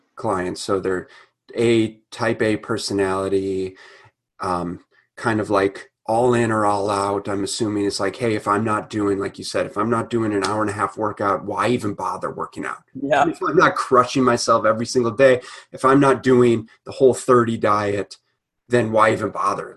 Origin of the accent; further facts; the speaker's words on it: Minnesota, United States; growing up in Minnesota.